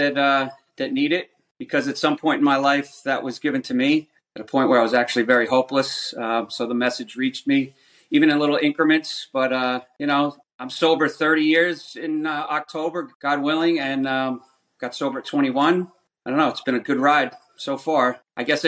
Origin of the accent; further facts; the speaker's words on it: Rockland County, New York, United States; I grew up in Rockland County.